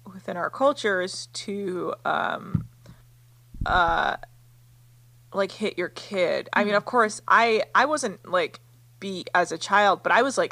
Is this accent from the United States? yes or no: yes; United States; growing up in America